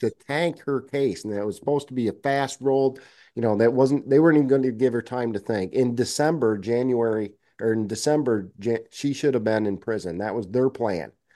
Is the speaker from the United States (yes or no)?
yes; Bennington, Vermont, United States; my hometown of Bennington.